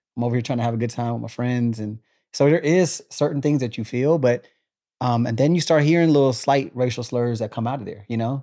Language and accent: English; Killeen, Texas, United States; born or raised there; also born or lived in Germany